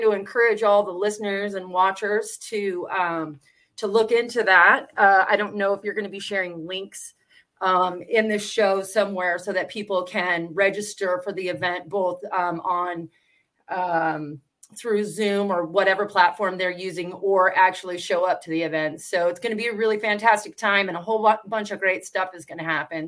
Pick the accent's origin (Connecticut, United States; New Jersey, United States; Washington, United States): Washington, United States; I'm from Washington State